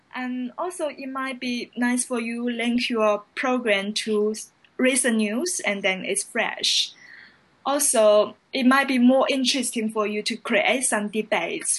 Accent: China; now in London, United Kingdom; I'm from China and currently I'm a London based journalist

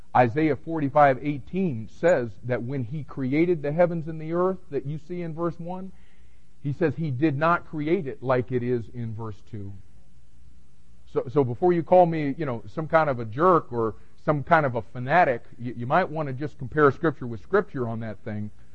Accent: Miami, Florida, United States; growing up in Miami

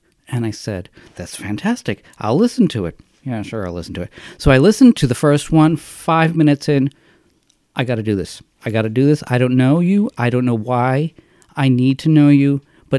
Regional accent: Massachusetts, United States; I hated Massachusetts. I hated the whole angst of childhood and all of that.

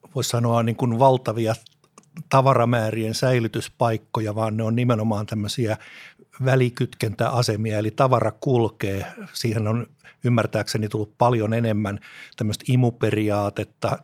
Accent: Espoo, Uusimaa, Finland; Lapsuuteni Tapiolassa

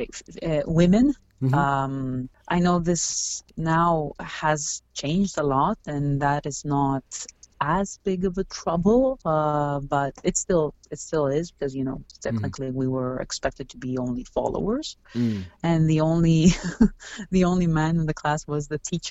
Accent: Greece; moved away as an adult; now in Toronto, Canada; I grew up in Greece

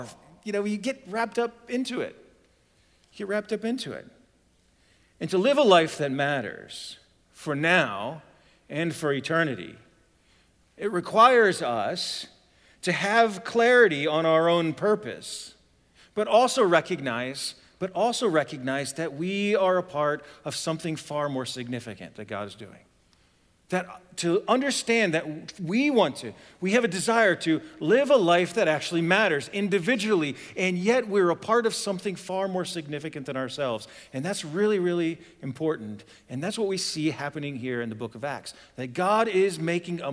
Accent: Ohio, United States; moved away; I'm originally from Ohio

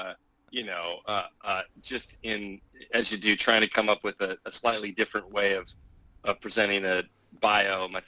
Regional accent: small town near Metaline Falls, northern Washington, United States; It's a very small town that I actually grew up in.

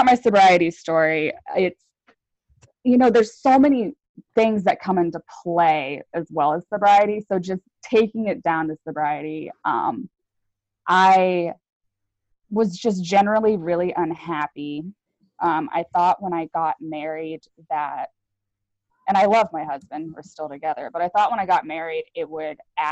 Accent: Virginia, United States; now in Sandy, Oregon, United States; I grew up in Virginia

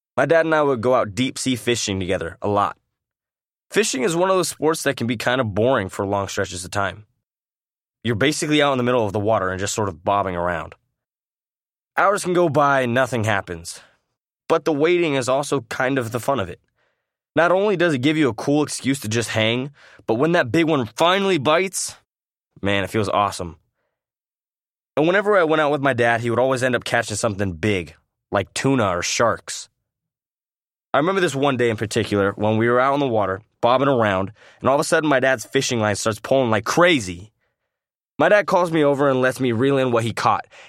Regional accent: San Clemente, California, United States; also born or lived in Iowa; I was born in Iowa and raised in San Clemente, California

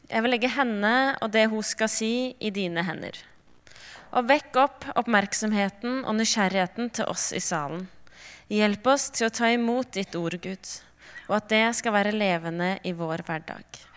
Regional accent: Sørlandet, Norway; Jeg kommer fra Sørlandet, så det må nesten bli sommer.

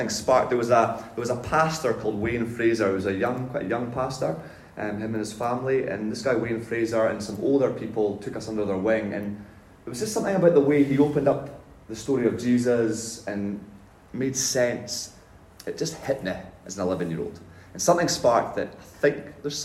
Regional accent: north of Scotland, United Kingdom; moved away; I was brought up in the north of Scotland

